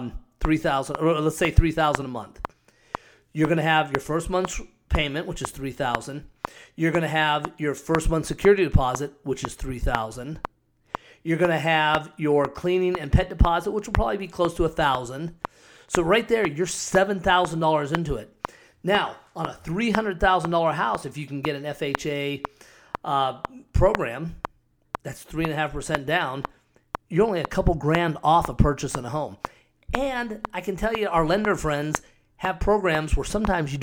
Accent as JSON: {"language": "English", "town": "Scottsdale", "region": "Arizona", "country": "United States", "tie": "born or raised there", "also_born_or_lived": "Cave Creek, Arizona", "said": "I live up in Cave Creek and grew up in Scottsdale"}